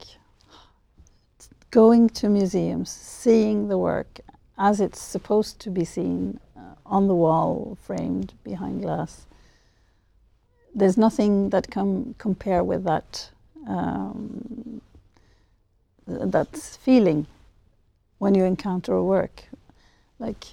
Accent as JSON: {"language": "English", "country": "Norway", "said": "I'm from Norway"}